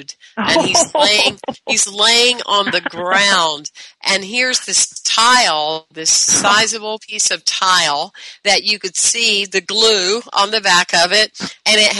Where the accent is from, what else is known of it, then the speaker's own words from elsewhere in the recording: the South, Southern United States, United States; I was brought up in the Southern way